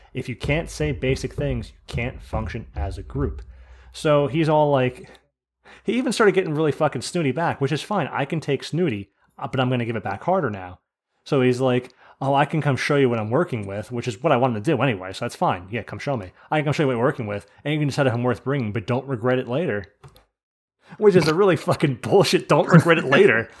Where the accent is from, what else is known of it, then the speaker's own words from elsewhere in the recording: New Jersey, United States; I'm from New Jersey